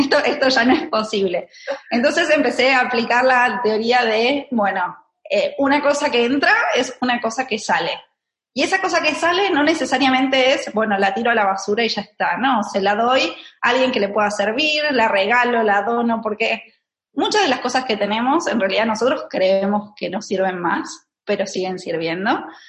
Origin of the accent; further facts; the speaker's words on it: Argentina; moved away as an adult; now in Barcelona, Spain; nací en Argentina, tengo 34 años. Eh, en este momento estoy viviendo en Barcelona